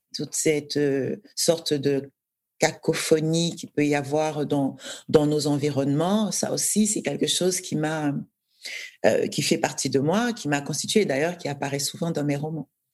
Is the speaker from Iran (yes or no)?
no; Douala, Littoral, Cameroon; moved away as an adult; now in France; j'ai j'ai grandi à Douala, euh, j'ai fait mes études jusqu'au bac